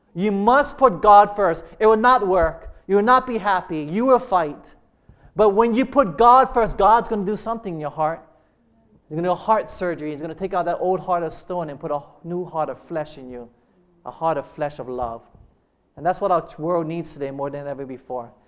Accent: Hilo, Hawaii, United States; we grew up in plantation in Hilo.

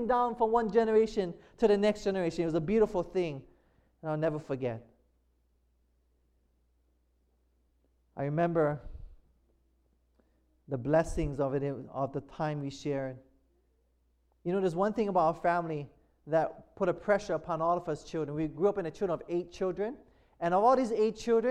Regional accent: Hawaii, United States

